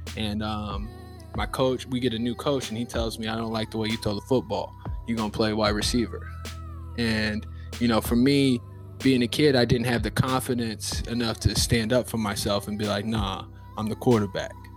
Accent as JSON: {"language": "English", "town": "Lincoln", "region": "Nebraska", "country": "United States", "tie": "born or raised there", "moved": "as an adult", "lives_now": "Jacksonville, United States", "said": "I'm from Lincoln, Nebraska. I'm 29 years old. I live in Jacksonville, Florida, but uh, I'm from Nebraska. There's not many black people that you'll know that are from Nebraska, but uh, that's where I, that's where I was raised. Uh, that's where I grew up"}